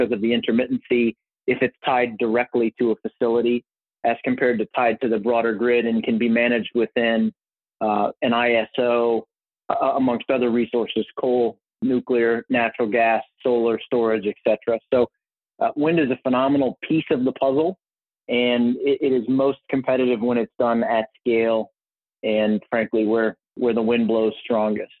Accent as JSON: {"language": "English", "country": "United States", "tie": "born or raised there", "also_born_or_lived": "Cincinnati, Ohio / Minneapolis, Minnesota / St. Louis, Missouri", "said": "I grew up in Cincinnati, Ohio, and Minneapolis, Minnesota split"}